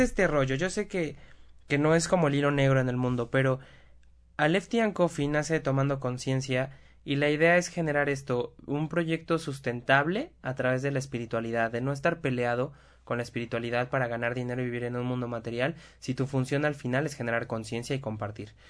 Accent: Puebla, Mexico; accent: cantadito; Somos poblanos, ¿qué le hacemos? Hablamos cantadito

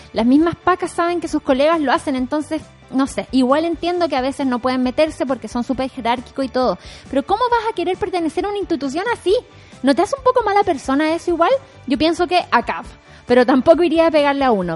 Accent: Viña del Mar, Valparaíso, Chile; yo fui a colegio privado, vengo de Reñaca

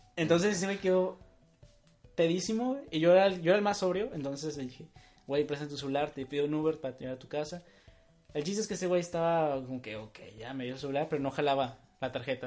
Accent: Tijuana, Baja California, Mexico; somos de Tijuana y todo lo que mencionamos son cosas que pasan aquí en Tijuana

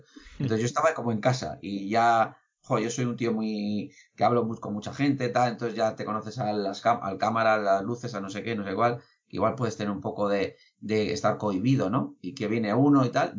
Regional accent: Basauri, Basque Country, Spain; yo soy de Basauri

